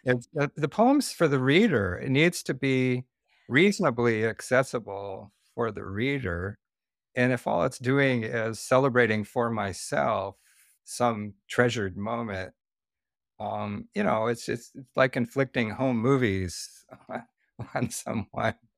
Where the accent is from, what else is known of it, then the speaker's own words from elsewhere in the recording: the Northwest, Pacific Northwest, United States; moved away as an adult; also born or lived in Santa Barbara, California; I am from the Northwest